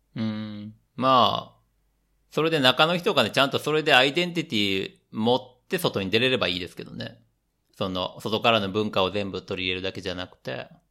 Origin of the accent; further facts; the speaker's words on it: Japan; moved away as an adult; also born or lived in Southeast Asia; now in Europe; 日本人として生まれた